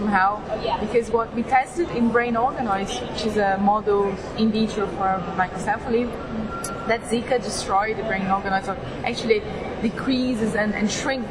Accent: Brazil; also born or lived in London; I went back to Brazil

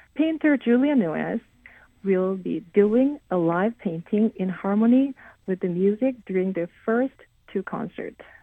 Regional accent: South Korea; moved away as an adult; also born or lived in Lincoln, Nebraska, United States; now in Connecticut, United States; I was born and raised in South Korea

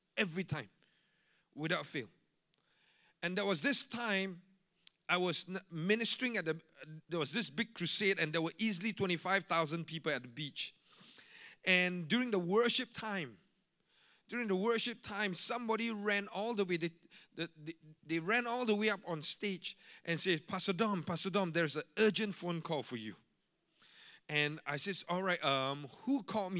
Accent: Singapore; I'm a Singaporean

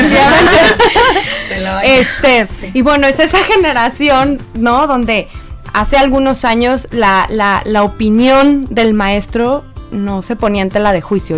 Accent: Mexico; moved away; yo no soy de aquí, yo soy de México

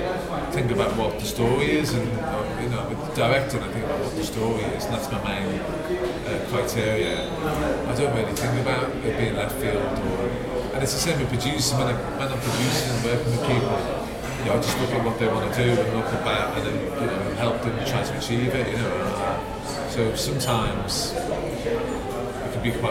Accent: Liverpool, North West England, United Kingdom; where I grew up in Liverpool

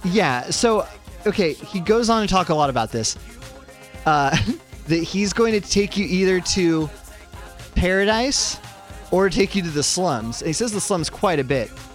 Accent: Santa Cruz, California, United States; my hometown of Santa Cruz, California

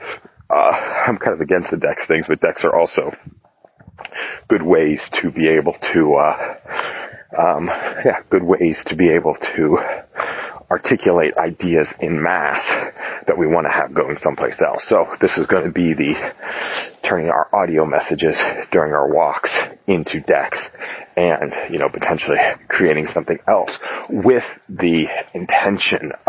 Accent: Las Vegas, Nevada, United States; I was born in Las Vegas, Nevada.

